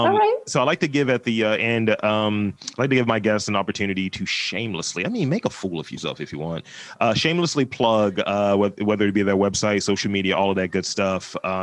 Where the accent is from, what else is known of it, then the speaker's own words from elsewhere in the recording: New York, United States; Like, I'm a New Yorker, you know, we need to have some of that here.